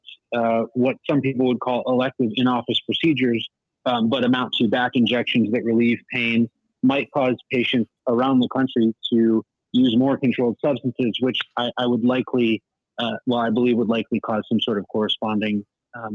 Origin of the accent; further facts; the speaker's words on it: Michigan, United States; I'm from Michigan, live in Detroit, practice out of Troy